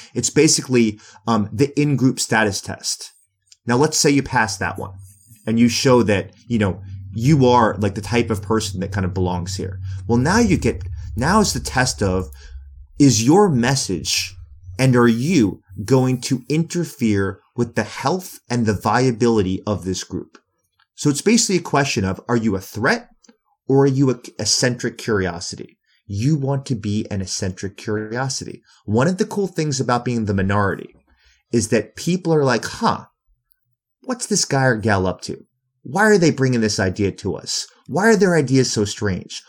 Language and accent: English; New York City, New York, United States; I'm from New York City